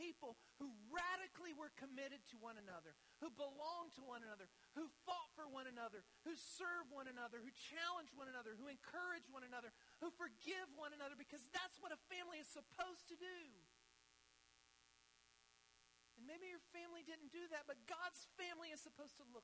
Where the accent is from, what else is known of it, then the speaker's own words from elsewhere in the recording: United States; also born or lived in Ethiopia; to be an American citizen, to live here